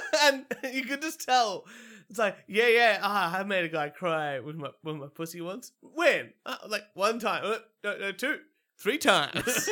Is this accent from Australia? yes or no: yes; Australia; as an Australian man